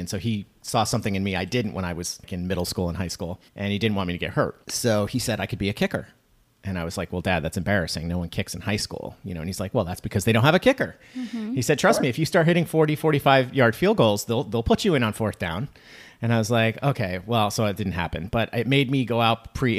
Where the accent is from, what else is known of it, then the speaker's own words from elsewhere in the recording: New York, United States; I'm from New York.